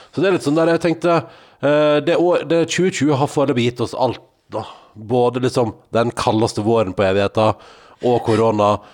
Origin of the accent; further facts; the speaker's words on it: Sogn og Fjordane, Vestland, Norway; now in Oslo, Norway; hjem til der jeg kommer fra, til Sogn og Fjordane